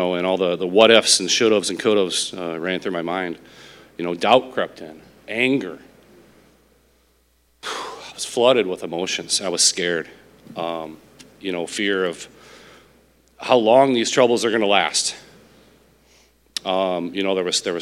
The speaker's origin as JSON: {"language": "English", "region": "Illinois", "country": "United States", "tie": "born or raised there", "also_born_or_lived": "Nevada", "moved": "as an adult", "lives_now": "Sylvania, United States", "said": "We grew up in Illinois."}